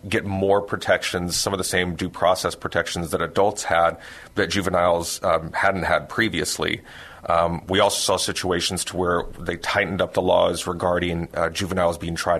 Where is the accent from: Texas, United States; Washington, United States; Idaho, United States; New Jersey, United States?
Texas, United States; San Antonio; also born or lived in Austin; Born and raised in San Antonio.